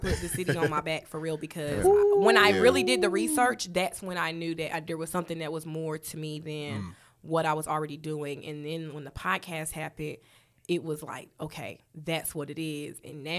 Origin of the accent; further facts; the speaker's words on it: Charlotte, North Carolina, United States; Okay, so I'm real West Side. I'm gonna tell y'all all of the. Because I'm really from Charlotte. I started out at Bruns Avenue Elementary.